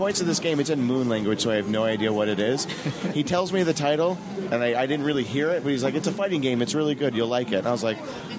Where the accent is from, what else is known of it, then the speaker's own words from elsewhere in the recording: United States; I'm American